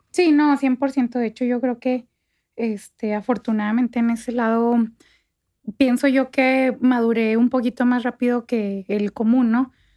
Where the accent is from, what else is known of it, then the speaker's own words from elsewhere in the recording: Santa Bárbara, Chihuahua, Mexico; moved away as an adult; also born or lived in Parral / Mexico City; yo nací en Parral, crecí en Santa Bárbara